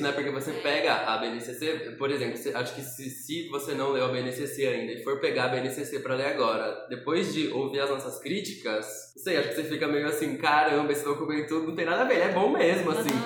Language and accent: Portuguese; São Paulo, Brazil; eu sou paulistano